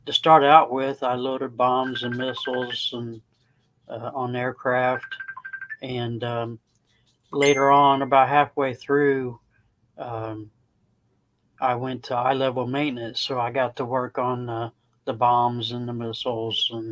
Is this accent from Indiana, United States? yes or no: yes; Indiana, United States; moved away as an adult; now in Crossville, United States; I'm originally from Indiana.